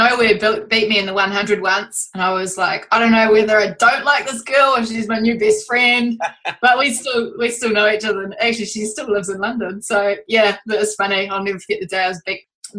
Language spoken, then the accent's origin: English; Auckland, New Zealand; But we're from Auckland, New Zealand.